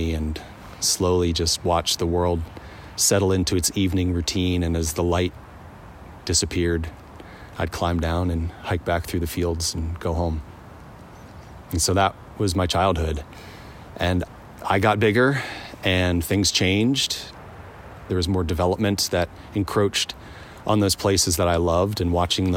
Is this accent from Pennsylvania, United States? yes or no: yes; eastern Pennsylvania, United States; now in Montana, United States; I grew up in the countryside of Pennsylvania, so pretty far east Pennsylvania, the eastern woodlands there